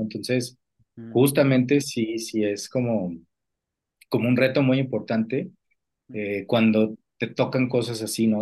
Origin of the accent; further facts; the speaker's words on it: Mexico City, Mexico; somos originarios de la Ciudad de México